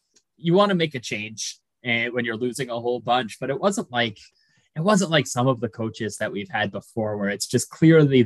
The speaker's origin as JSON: {"language": "English", "town": "Sault Ste. Marie", "region": "Ontario", "country": "Canada", "said": "I'm from Sault Ste. Marie"}